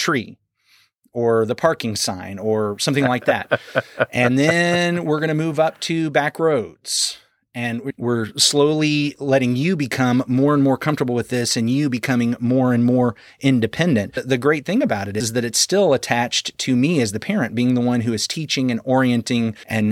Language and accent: English; Arkansas, United States; moved away; I was from Arkansas because back then we could get our permits at 14